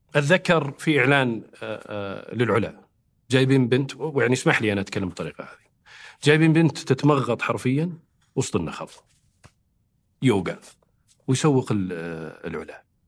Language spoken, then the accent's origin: Arabic; Saudi Arabia; نحن كسعوديين